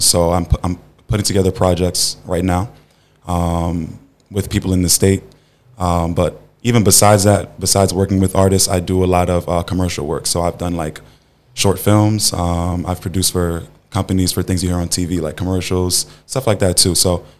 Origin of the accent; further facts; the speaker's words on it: Orange, New Jersey, United States; So we're from New Jersey, Orange.